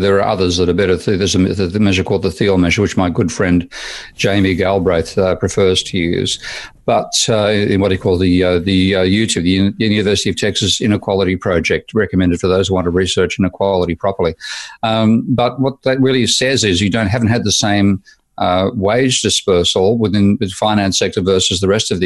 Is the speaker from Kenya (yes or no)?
no; Australia; moved away as an adult; I'm an Australian. Johnny come lately in terms of arriving in the European Union in 2014.